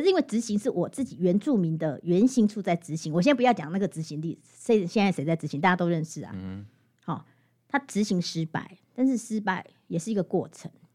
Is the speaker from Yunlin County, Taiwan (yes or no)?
no; Hualien County, Taiwan; first language Amis; 我大学毕业回来，我其实主语讲得不好